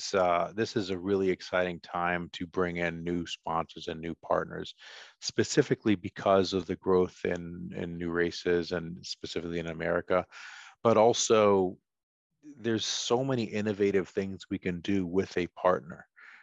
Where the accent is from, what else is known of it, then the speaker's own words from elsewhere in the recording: Boston, Massachusetts, United States; I grew up in Boston. I'm fortunate to have 6 Super Bowl rings as a Patriots fan.